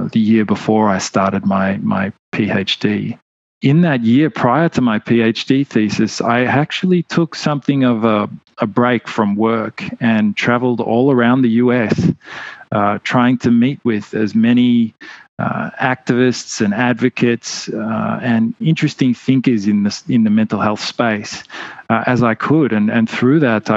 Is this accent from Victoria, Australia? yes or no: yes; Melbourne, Victoria, Australia; I grew up in Melbourne, Australia